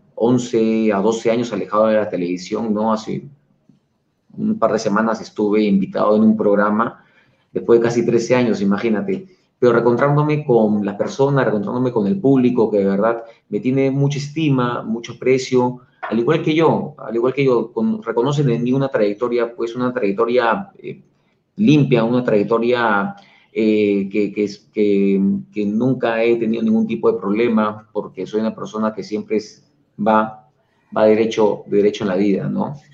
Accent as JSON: {"language": "Spanish", "country": "Peru", "said": "somos los peruanos"}